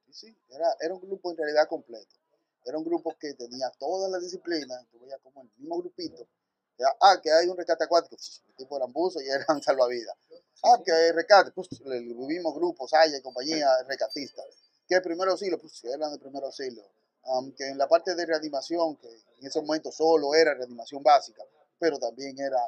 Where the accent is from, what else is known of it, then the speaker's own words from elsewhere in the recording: Santo Domingo, Distrito Nacional, Dominican Republic; nací en la República Dominicana, en Santo Domingo, en enero 23 del 78